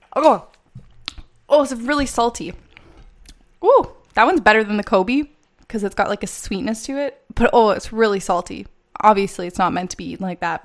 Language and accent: English; Canada; I'm from Canada